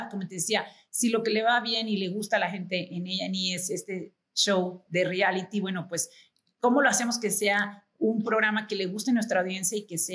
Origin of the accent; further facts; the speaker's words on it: Mexico; Creo que yo soy americana-mexicana, obviamente mexicana-americana, o sea, tengo las dos nacionalidades. Y, me siento súper orgullosa de, de México